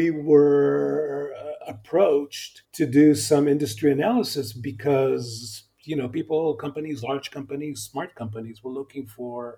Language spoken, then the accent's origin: English; Israel; accent: American; also born or lived in Los Angeles, California, United States; So I was born in L.A. I'm a native Californian. And then when I was about 7 years old, the family moved back to Israel